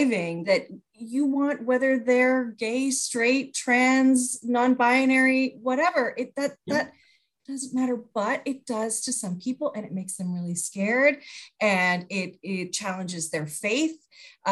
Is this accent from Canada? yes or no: yes; Canada; I'm Canadian